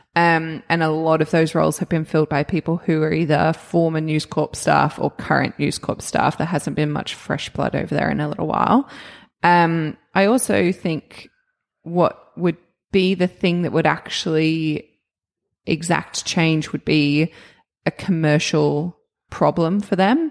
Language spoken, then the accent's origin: English; Australia